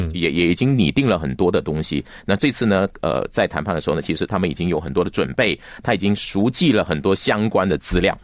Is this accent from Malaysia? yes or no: yes; Johor Bahru, Johor, Malaysia; now in Kuala Lumpur, Malaysia; 我是新山人